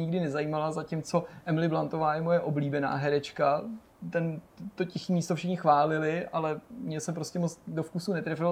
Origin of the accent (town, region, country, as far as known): Czechia